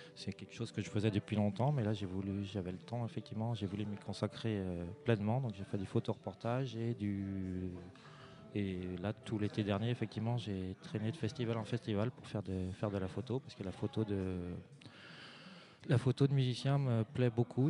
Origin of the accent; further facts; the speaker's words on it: Vannes, Brittany, France; Je viens de pas très loin. Je, je suis vantais d'origine